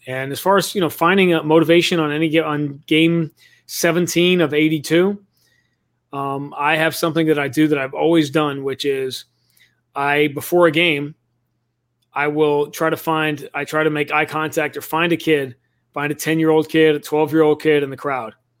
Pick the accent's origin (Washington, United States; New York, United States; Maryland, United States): New York, United States; New York City; moved away; I grew up in Greenwich Village in New York City